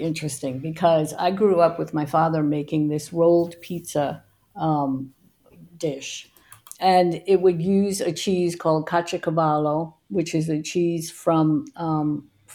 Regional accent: New York, United States; growing up in New York

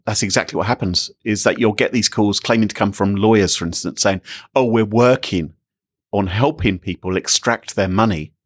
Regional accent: United Kingdom; I'm British

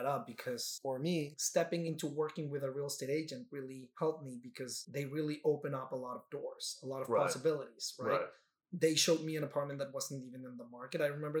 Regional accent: Mexico; moved away as an adult; now in New York, United States; when I initially got the lease for the first time, I'm coming from Mexico, I was reading the lease word by word

